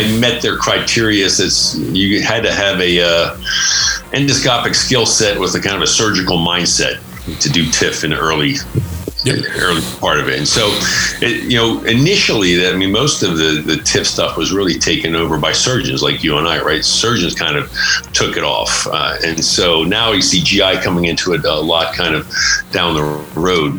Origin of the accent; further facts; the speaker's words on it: just north of Philadelphia, Pennsylvania, United States; moved away as an adult; also born or lived in Pittsburgh, Pennsylvania / Virginia; now in Nevada, United States; I grew up uh, just north of Philadelphia, some oh. big suburbs out there, the East Coast